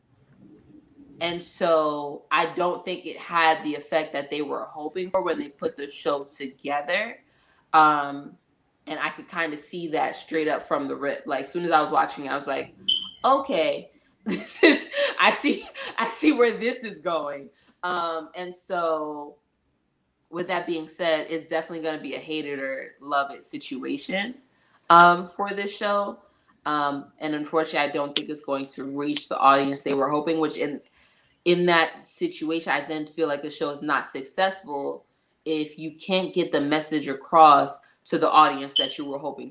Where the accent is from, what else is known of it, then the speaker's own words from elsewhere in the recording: New York, United States; I'm also from New York